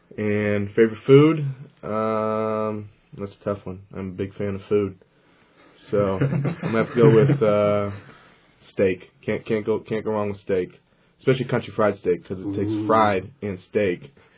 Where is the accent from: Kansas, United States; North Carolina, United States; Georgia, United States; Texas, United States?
North Carolina, United States; Charlotte; moved away; starting center, number 60 from Charlotte, North Carolina. I live in Cabot House